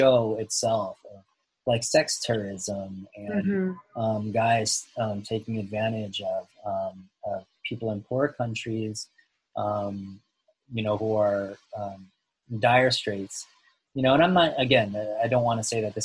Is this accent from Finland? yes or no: no; Philippines; I'm from the Philippines